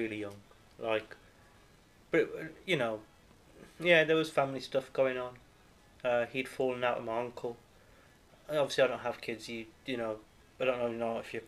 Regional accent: Birmingham, West Midlands, United Kingdom; Born and raised in Birmingham with a slight break in between

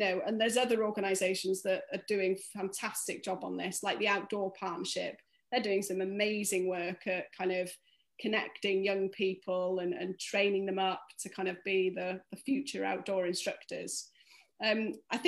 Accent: North Wales, United Kingdom; I grew up in North Wales

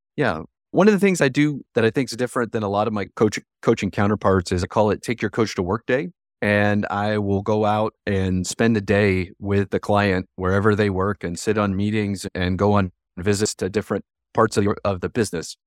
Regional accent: Ohio, United States; moved away as an adult; I grew up in Ohio, in a town close to Columbus, Ohio

